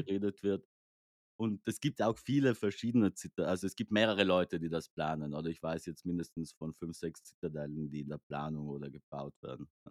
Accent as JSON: {"language": "German", "area": "South Tyrol", "region": "Trentino-Alto Adige", "country": "Italy", "said": "ich komme aus Südtirol"}